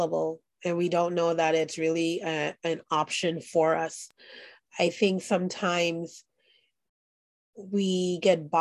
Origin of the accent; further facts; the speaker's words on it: New York City, New York, United States; I grew up in Brooklyn, New York